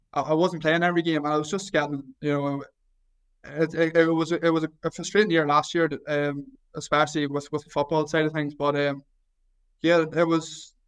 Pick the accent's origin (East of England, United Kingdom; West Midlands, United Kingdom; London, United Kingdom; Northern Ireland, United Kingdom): Northern Ireland, United Kingdom; Mayobridge; I'm from Mayobridge, which is literally, less than a 10-minute drive outside of Newry. So I went to primary school in Newry, I went to secondary school in Newry.